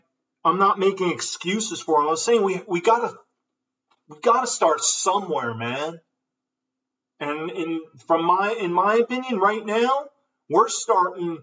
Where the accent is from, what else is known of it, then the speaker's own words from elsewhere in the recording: New Jersey, United States; I'm from New Jersey